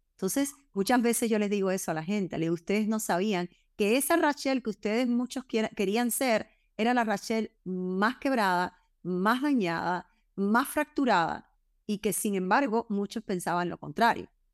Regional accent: Cuba; yo soy cubana

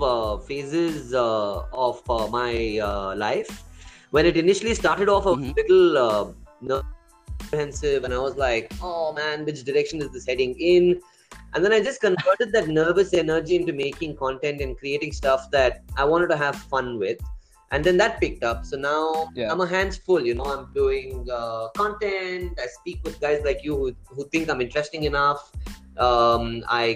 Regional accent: Bangalore, Karnataka, India; also born or lived in Coorg; I grew up around Dobru and Indranagar in Bangalore

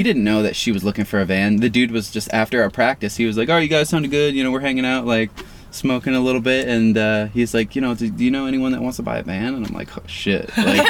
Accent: Maine, United States; moved away as an adult; also born or lived in Florida; now in Encinitas, United States; I grew up in Maine, 18 years.

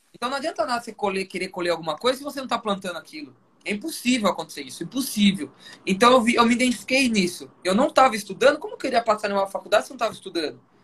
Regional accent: Sorocaba, São Paulo, Brazil; eu sou de Sorocaba

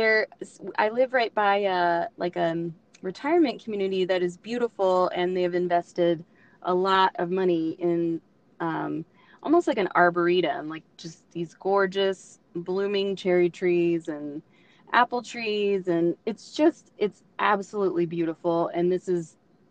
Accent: Oklahoma, United States; I am from Oklahoma

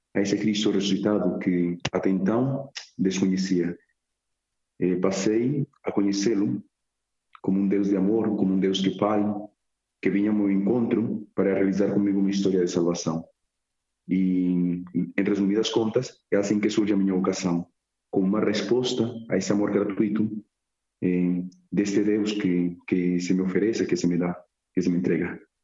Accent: Medellín, Antioquia, Colombia; Portuguese is a second language; moved away as an adult; now in Évora, Portugal; nasci em Medellín, Colômbia

